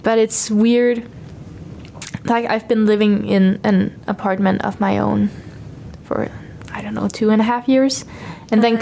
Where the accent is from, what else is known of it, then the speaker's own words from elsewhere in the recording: Copenhagen, Capital Region of Denmark, Denmark; first language Danish; English is a second language; also born or lived in Aarhus; I say that I'm from Copenhagen, but I'm actually from a little bit outside of Copenhagen, like the municipality of Copenhagen